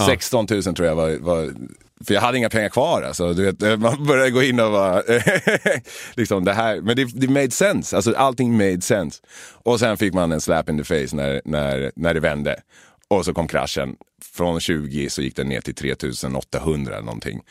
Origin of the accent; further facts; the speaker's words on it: Sweden; moved away as an adult; also born or lived in Los Angeles, United States; Jag hade börjat trolla hemma i Sverige